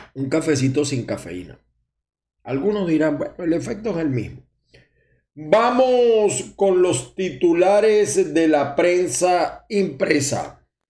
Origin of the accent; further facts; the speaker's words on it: Maracay, Aragua, Venezuela; also born or lived in Zulia; now in United States; yo soy de Maracay también, aunque tengo muchos años en el Zulia